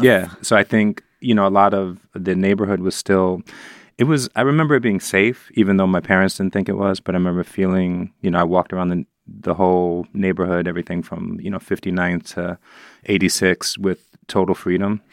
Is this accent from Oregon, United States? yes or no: no; New York City, New York, United States; growing up in the Upper West Side